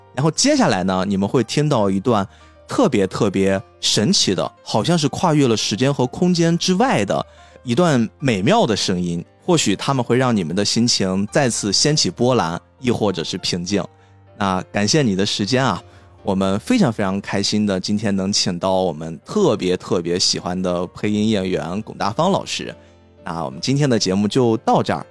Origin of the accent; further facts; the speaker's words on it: China; 我们中国人